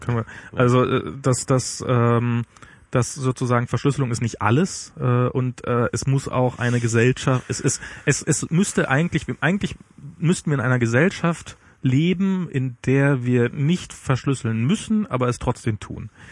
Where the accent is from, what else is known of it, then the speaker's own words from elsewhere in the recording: East Germany, Germany; bei mir als Ossi